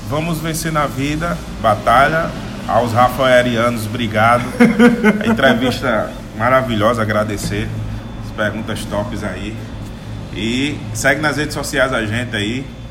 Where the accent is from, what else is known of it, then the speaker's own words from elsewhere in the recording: Rio Grande do Norte, Brazil; no Rio Grande do Norte, meu estado.